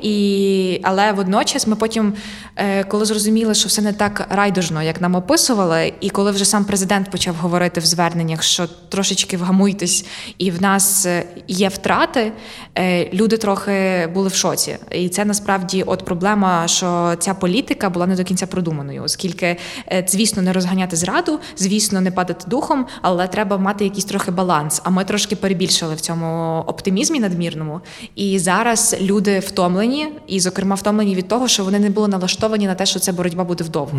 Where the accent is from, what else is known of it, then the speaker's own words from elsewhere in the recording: Ukraine; я українка